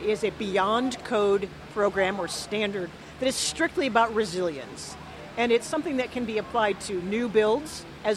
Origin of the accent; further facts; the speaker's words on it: Nebraska, United States; I grew up in Nebraska